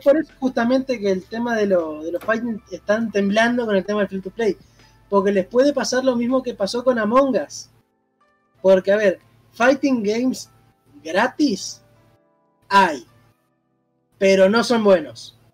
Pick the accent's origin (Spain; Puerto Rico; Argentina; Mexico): Argentina; yo soy de Argentina